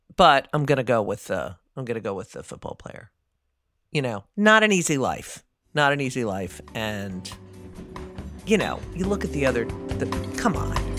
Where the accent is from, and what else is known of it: New Jersey, United States